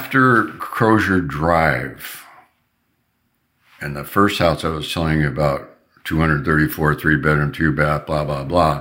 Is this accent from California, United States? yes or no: yes; Long Beach, California, United States; We had neighbors that I grew up with in Long Beach